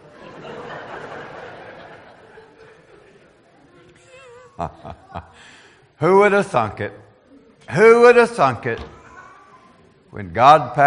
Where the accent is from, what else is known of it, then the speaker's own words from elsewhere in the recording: Pennsylvania, United States; my hometown ranks 19th as being the least desirable in Pennsylvania to live